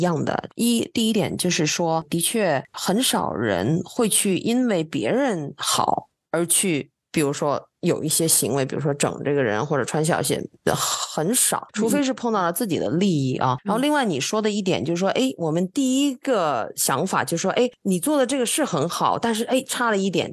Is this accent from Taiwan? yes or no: no; China; now in Texas, United States; 你看看亚洲，咱们中国的英文呢